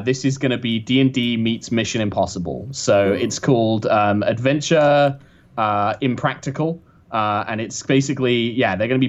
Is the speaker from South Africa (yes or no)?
no; United Kingdom; being the only Brit there